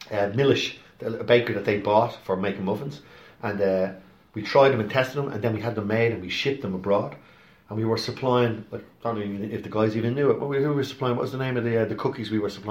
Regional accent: London, United Kingdom; A mate of mine who we grew up in London with, who's a big steel contractor in Sydney

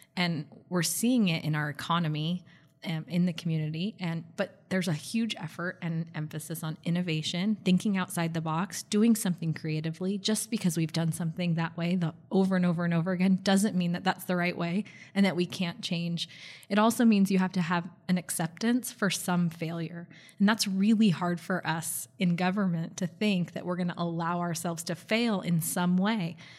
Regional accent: Bay Area, California, United States; now in Gilbert, United States; I grew up in the Bay Area, so I grew up in really what was known as a, a thriving metropolitan area.

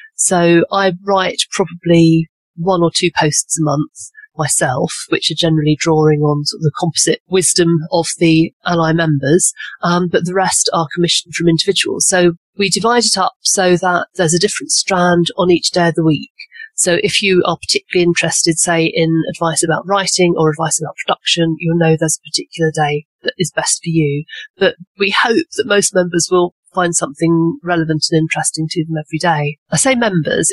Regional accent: England, United Kingdom; also born or lived in Cotswolds; I'm obviously English and based in um, a little village in the Cotswolds

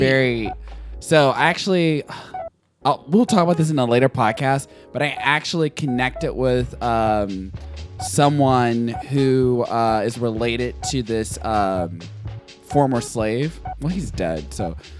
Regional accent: the South, United States; I'm from the South

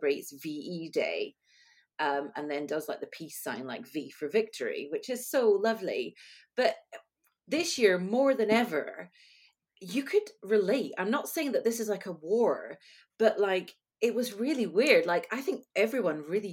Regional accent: United Kingdom; I am British.

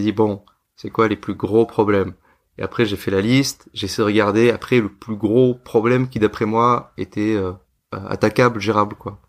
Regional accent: France; moved away as an adult; also born or lived in Hong Kong / India; je suis français

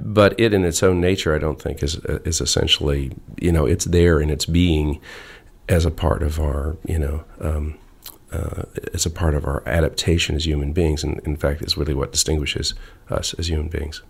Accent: Arizona, United States; moved away as an adult; also born or lived in Ohio / Los Angeles; I, I grew up, I was from Ohio and I grew up in Arizona and then I, um, went to college in, in, uh, in Los Angeles

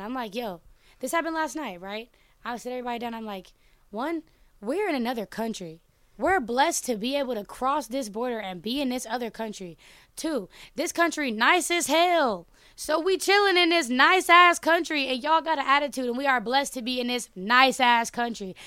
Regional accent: Oakland, California, United States; I'm from Oakland. Um, which is obviously in America and California.

